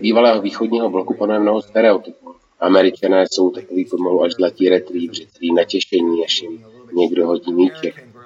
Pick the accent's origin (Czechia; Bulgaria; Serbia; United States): United States; Seattle, Washington; now in Los Angeles, United States; Když jsem jako malý žil v Seattlu